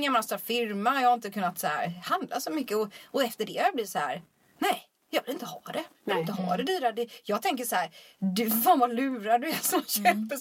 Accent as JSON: {"language": "Swedish", "region": "Småland", "country": "Sweden", "moved": "yes", "lives_now": "Stockholm, Sweden", "said": "Jag vet inte varför jag flyttade till Stockholm från Småland överhuvudtaget."}